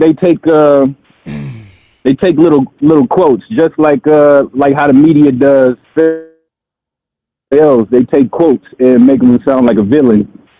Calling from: San Diego, California, United States; I'm calling from San Diego, California, bro.

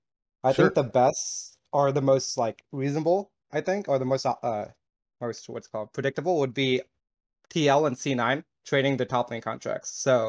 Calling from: Las Vegas, Nevada, United States

